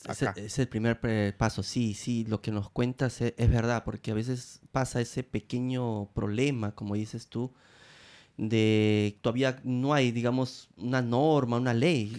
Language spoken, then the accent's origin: Spanish; Peru; also born or lived in Rome, Italy; now in Italy; yo soy de Perú